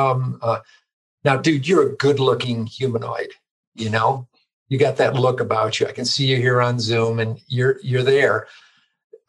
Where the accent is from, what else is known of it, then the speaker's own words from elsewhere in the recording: Chicago, Illinois, United States; moved away; also born or lived in East Coast / Boulder, Colorado; I basically grew up in the Chicago suburbs, born on the East Coast, but got dragged here when I was relatively young and grew up in the Chicago suburbs